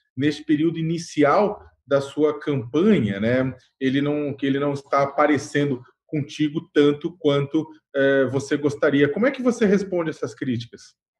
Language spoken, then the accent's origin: Portuguese; São Paulo, Brazil; eu sou do bairro do Campo Limpo